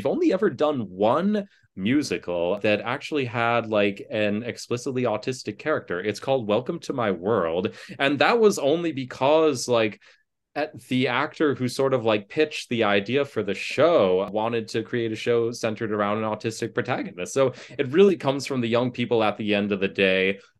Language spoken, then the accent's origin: English; Ann Arbor, Michigan, United States; I grew up in Ann Arbor, Michigan, and I went to that big university that's right there.